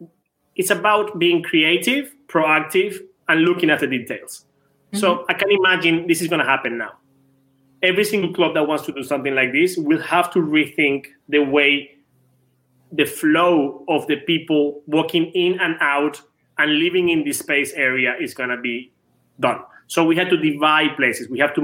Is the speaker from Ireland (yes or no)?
no; Venezuela; English is a second language; I'm from Venezuela.